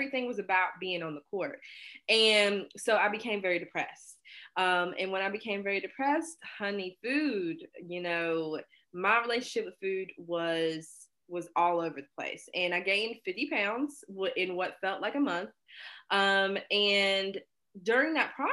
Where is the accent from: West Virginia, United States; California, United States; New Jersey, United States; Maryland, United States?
West Virginia, United States; Hinton; I'm from West Virginia.